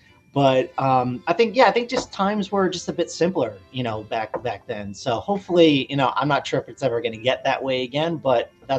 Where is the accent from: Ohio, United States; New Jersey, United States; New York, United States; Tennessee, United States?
New Jersey, United States; So I'm from New Jersey.